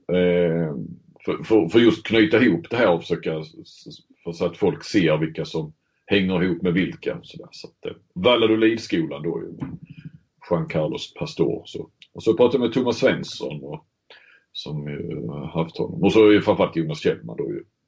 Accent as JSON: {"language": "Swedish", "country": "Sweden", "moved": "yes", "said": "som svensk"}